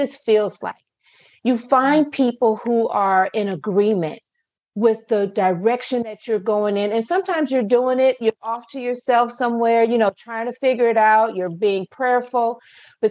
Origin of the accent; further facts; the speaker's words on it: Akron, Ohio, United States; moved away as an adult; now in Owings Mills, United States; although I reside right now in Owings Mills, Maryland, I'm originally from Akron, Ohio